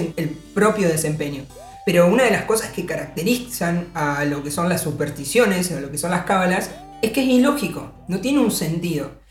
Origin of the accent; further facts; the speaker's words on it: Argentina; nuestra realidad, incluso como argentinos